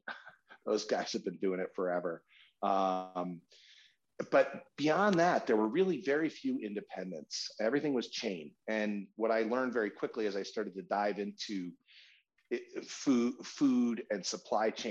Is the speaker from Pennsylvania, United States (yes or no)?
no; Pioneer Valley, Western Massachusetts, United States; moved away; I grew up in Western Massachusetts in this very small town in an incredibly fertile and productive area called the Pioneer Valley